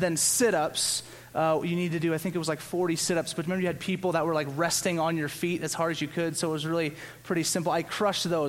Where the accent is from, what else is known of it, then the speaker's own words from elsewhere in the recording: Louisiana, United States; growing up in Louisiana